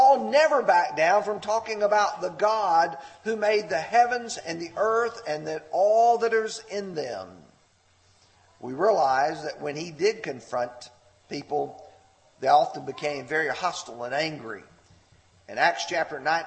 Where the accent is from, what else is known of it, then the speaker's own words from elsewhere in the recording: Alabama, United States; now in Tennessee, United States; I'm from Alabama